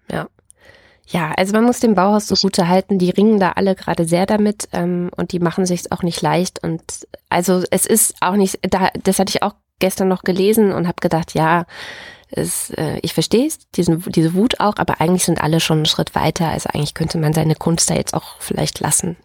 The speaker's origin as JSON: {"language": "German", "area": "Dessau-Wörlitz Garden Realm", "region": "Saxony-Anhalt", "country": "Germany", "tie": "born or raised there", "moved": "yes", "said": "in meiner alten Heimat, also ich sagte ja gerade schon so halb DDR, halb Westen, weißt du ja, ähm, nämlich im Dessau-Wörlitzer Gartenreich, so heißt es heute, also früher hieß, hieß das einfach das Kaff"}